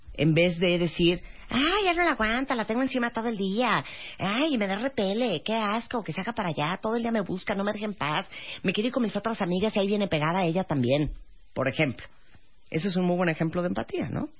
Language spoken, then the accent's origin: Spanish; Nicaragua; En Nicaragua, de donde soy originaria